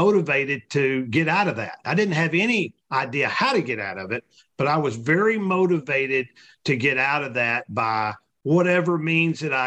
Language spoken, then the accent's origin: English; Texas, United States; those of us that were fortunate enough to be born here